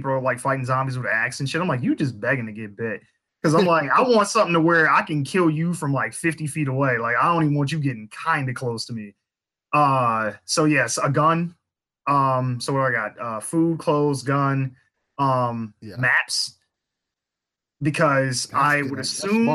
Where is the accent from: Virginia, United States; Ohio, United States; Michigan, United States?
Michigan, United States; Flint; I had grew up in Flint. I don't currently live there, but that's my hometown.